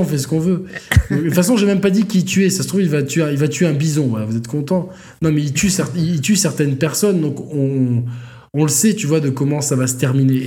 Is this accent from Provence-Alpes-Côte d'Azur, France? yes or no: yes; Provence-Alpes-Côte d'Azur, France; nous, en tant que provençaux